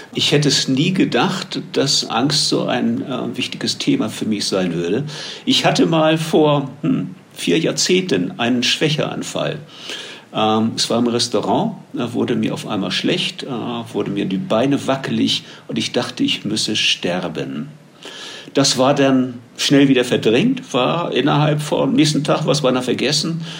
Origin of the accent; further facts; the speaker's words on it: Germany; moved away as an adult; now in Medellín, Colombia; Als Deutscher, der seit vielen Jahren in Kolumbien zeitweise lebt